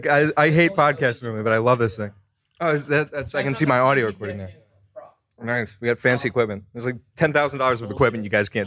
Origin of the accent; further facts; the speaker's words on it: Philadelphia, Pennsylvania, United States; I'm from Philadelphia, but I'm planning on moving down here.